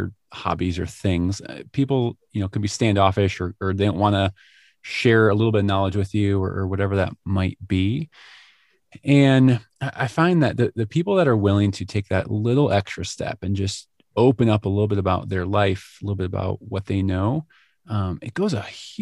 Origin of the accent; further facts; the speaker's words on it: Illinois, United States; I grew up hunting in Illinois